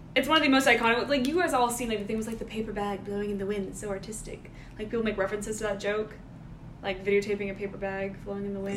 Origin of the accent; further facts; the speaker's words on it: Georgia, United States; We're all from Georgia. All grew up here